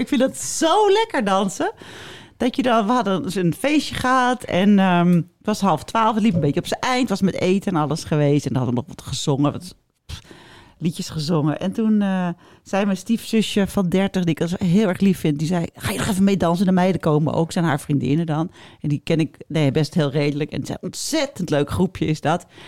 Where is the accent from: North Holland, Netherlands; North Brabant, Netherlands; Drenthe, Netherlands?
North Holland, Netherlands; Amstelveen; ik kwam uit Amstelveen. Daar was alles en iedereen heel netjes